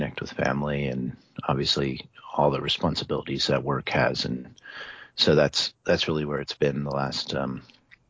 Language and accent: English; Iowa, United States; I grew up in Iowa, and we were avid bow hunters in Iowa for whitetail